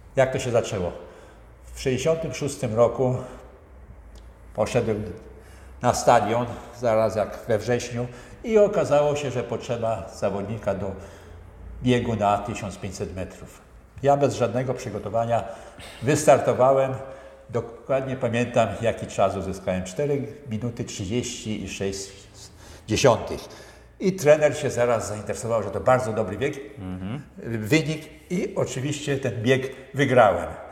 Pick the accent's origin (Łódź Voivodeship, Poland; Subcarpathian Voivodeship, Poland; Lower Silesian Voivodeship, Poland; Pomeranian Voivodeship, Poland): Łódź Voivodeship, Poland; area around Bełchatów; moved away as an adult; also born or lived in Kluczbork; Ja pochodzę z okolic Bełchatowa, ogólnie jak mhm. skończyłem mhm. w Bełchatowie, no i przyszedłem do Kluczborka